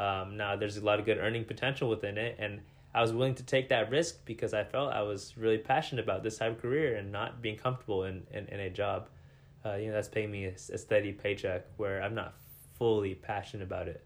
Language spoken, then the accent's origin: English; Salem, United States; moved away as an adult; now in Seattle, United States; move myself out of my hometown into a new city